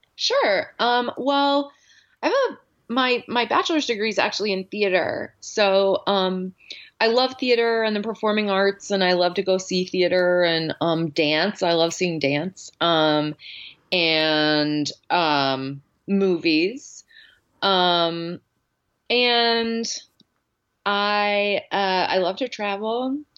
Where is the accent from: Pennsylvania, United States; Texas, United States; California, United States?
Texas, United States; Dallas; moved away as an adult; also born or lived in New Orleans / Yosemite National Park / China / Spain; now in Pittsburgh, United States; So I grew up in Dallas, Texas.